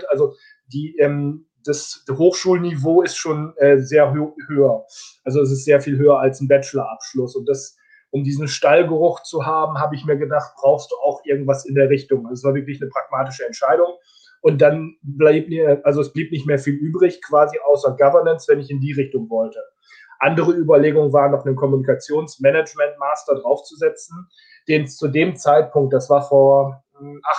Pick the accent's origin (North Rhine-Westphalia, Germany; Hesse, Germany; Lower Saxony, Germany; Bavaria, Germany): Lower Saxony, Germany; Osnabrück; also born or lived in Korea; now in Leipzig, Germany; wohne in Leipzig, komme aber gebürtig aus Korea, um ganz kurz zu sein, bin in Osnabrück aufgewachsen, im Landkreis Osnabrück bin da zur Schule gegangen